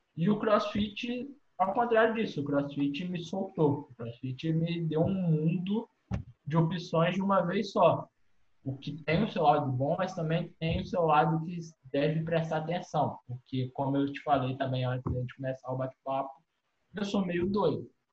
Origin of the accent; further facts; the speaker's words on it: Cataguases, Minas Gerais, Brazil; tenho 23 anos, sou de Cataguases, Minas Gerais